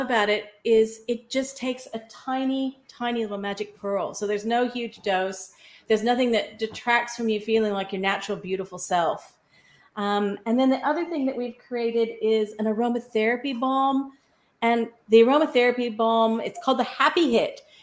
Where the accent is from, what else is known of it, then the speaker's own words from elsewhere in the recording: Kansas, United States; moved away as an adult; now in Australia; I was born in Kansas, so 12,000 miles away from where I am now. And in my 20s, I ended up with the opportunity to come to Australia to study.